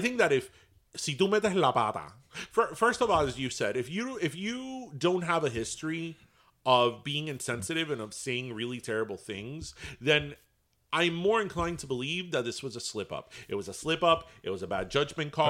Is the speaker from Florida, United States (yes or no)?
yes; Miami, Florida, United States; We're from Miami. We're from the Sunshine State.